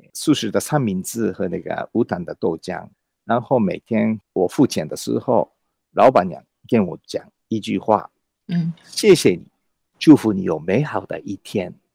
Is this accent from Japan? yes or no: yes; Japan; first language Japanese; Chinese is a second language; moved away as an adult; also born or lived in Beijing / Australia; now in Taiwan; 日文来讲，呃，我的，用嗯哼。我的母语来讲